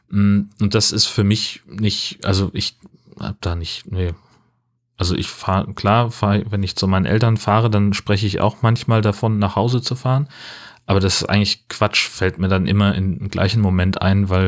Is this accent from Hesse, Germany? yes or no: yes; Hesse, Germany; now in Schleswig-Holstein, Germany; Also natürlich bin ich in Hessen aufgewachsen und habe da irgendwie einen Großteil meines Lebens verbracht.